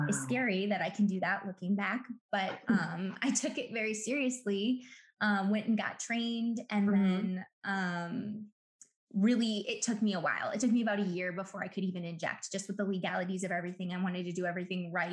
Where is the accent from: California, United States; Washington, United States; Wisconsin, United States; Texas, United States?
Wisconsin, United States; Milwaukee; I'm born and raised in Milwaukee.